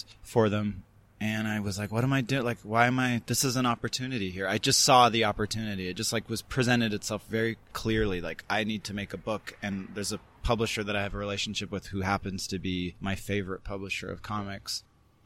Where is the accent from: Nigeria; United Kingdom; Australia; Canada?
Canada; also born or lived in New York, United States; now in Los Angeles, United States; I was from the West Coast, from Canada